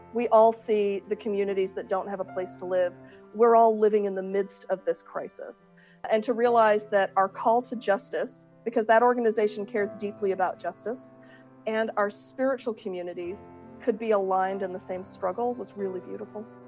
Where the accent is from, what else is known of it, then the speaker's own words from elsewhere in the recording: Akron, Ohio, United States; also born or lived in England; I grew up in this community where diversity of faith was valued, diversity of culture was valued, and I lived in Akron, Ohio